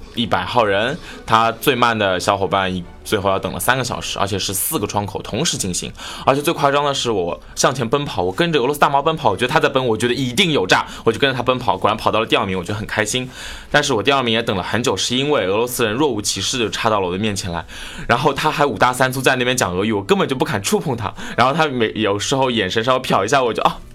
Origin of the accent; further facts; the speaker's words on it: China; 如果他们猜不出来我中国的话，好歹会猜个亚洲的